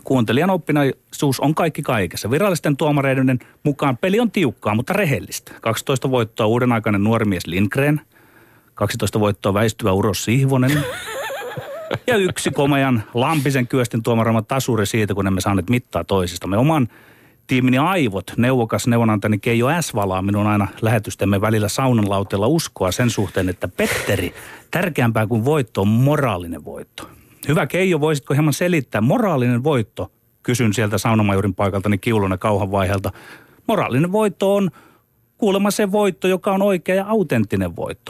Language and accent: Finnish; Ostrobothnia, Finland; meillä Pohjanmaalla on tapana